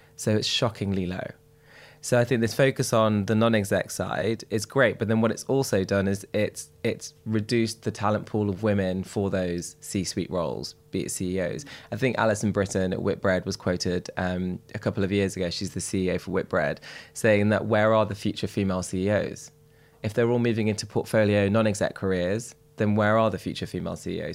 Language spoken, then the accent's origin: English; Derby, East Midlands, United Kingdom; I'm from Derby, which people are most horrified with when I tell them